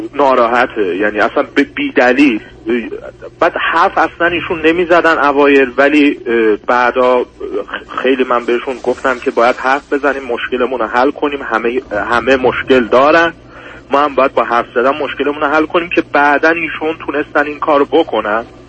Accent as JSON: {"language": "Persian", "country": "Iran", "tie": "born or raised there", "also_born_or_lived": "Turkey", "moved": "as an adult", "lives_now": "Germany", "said": "5 سال تو آلمان زندگی میکنم و 19 ساله بودم که از ایران اومدم بیرون"}